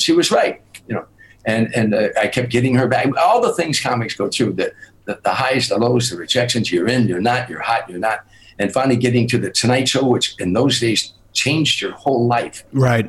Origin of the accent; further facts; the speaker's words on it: Harvey, Illinois, United States; I had a lot of fights in my life growing up in Harvey